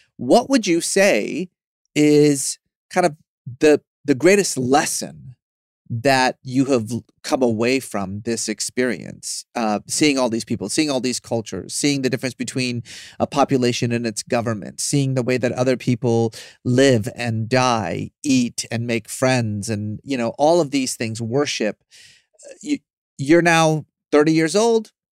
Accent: Tehran, Tehran Province, Iran; now in Los Angeles, United States; I was born in Iran

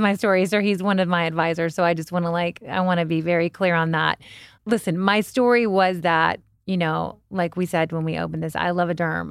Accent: Kentucky, United States; I'm from Kentucky

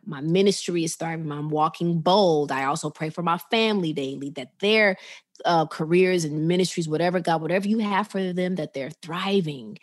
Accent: Chicago, Illinois, United States; now in Atlanta, United States; I'm a Chicago girl. I'm from the Chicago area

